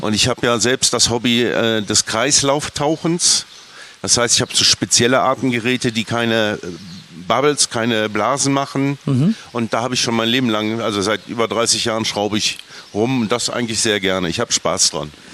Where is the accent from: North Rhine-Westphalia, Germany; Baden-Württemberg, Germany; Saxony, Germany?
North Rhine-Westphalia, Germany; Bonn; Ich bin Rheinländer, wie du auch. Ich komme ja. ganz aus der Nähe. Stück vom Rheinland, Bonn